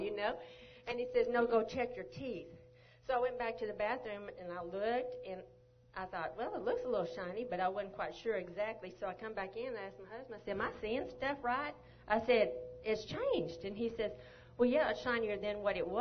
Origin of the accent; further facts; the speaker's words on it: Longview, Texas, United States; moved away as an adult; also born or lived in Arizona; I'm originally from Longview, Texas